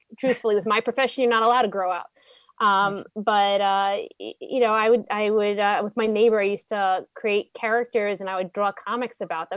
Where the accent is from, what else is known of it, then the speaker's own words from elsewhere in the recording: New York City, New York, United States; also born or lived in Staten Island; I am a Brooklyn girl originally, born in Brooklyn. I lived in Canarsie for a little bit, ventured to Staten Island, and I went to Yeshiva Flatbush for 12 years, did that trek from Staten Island to Brooklyn.